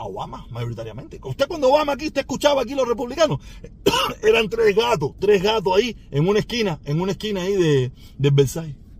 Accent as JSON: {"language": "Spanish", "country": "Cuba", "also_born_or_lived": "Miami-Dade County, Florida", "moved": "yes", "lives_now": "Miami, United States", "said": "El condado Miami-Dade que mayoritariamente somos cubanos"}